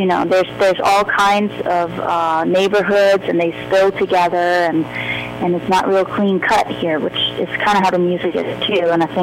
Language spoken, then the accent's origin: English; Gotland, Sweden; moved away as an adult; now in New Orleans, United States; I grew up that way on Gotland too, with a lot of water around me